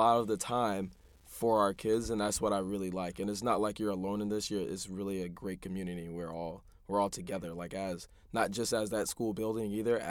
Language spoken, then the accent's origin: English; Hartford, Connecticut, United States; also born or lived in Amherst, Massachusetts; now in New York, United States; from Hartford, Connecticut. Graduated with Kristen and Christine from Amherst College. Now I'm working in New York as a 7th grade science teacher at a Success Academy charter school. So I'm in the Bronx, though, too.